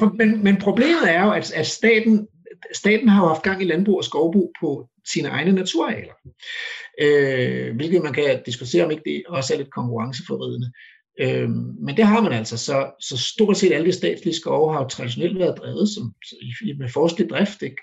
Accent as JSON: {"language": "Danish", "country": "Denmark"}